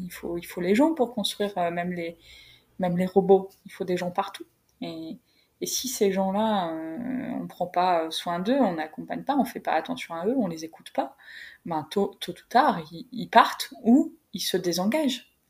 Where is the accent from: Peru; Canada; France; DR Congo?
France; Creil, Hauts-de-France; moved away; vers Creil, là où j'ai grandi